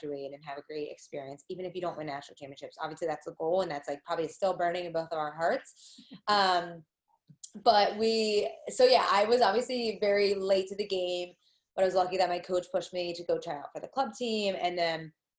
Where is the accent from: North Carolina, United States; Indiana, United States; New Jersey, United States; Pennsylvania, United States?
New Jersey, United States; I'm from Jersey